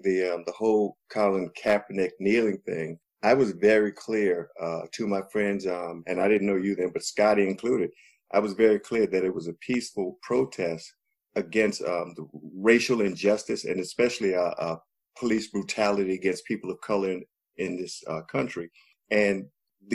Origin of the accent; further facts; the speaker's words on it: United States; serve this country and I believe in what that flag of America is supposed to mean. We've been duped, but I'm an American.